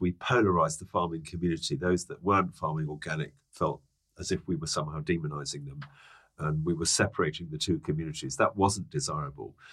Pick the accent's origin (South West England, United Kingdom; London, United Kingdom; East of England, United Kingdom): London, United Kingdom; also born or lived in Hertfordshire; I'm a Londoner. Are you? Um, I grew up in Dulwich and then Hadley Wood.